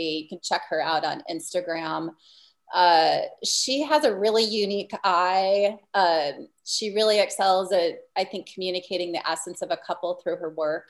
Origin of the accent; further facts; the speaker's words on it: Iowa, United States; also born or lived in Southern California; now in Des Moines, United States; I grew up in Iowa. I am not from Des Moines originally